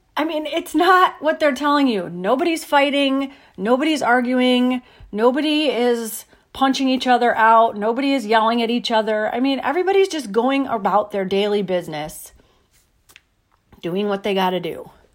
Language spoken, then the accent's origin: English; United States; being an American.